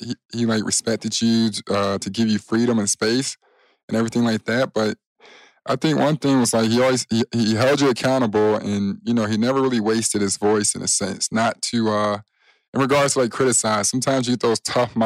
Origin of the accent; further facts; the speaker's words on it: Chicago, Illinois, United States; I'm from Chicago